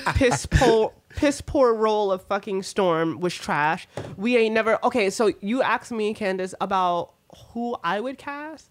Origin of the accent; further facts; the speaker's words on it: Puerto Rico; moved away; growing up in Puerto Rico, like on a farm